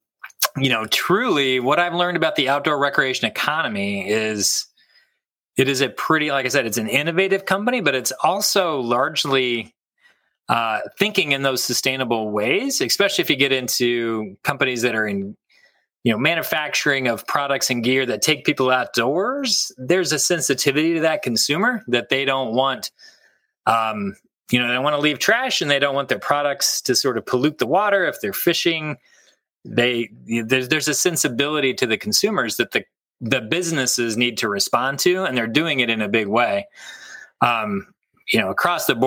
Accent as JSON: {"language": "English", "region": "Kansas", "country": "United States", "tie": "born or raised there", "moved": "as an adult", "lives_now": "Michigan, United States", "said": "I grew up in Kansas"}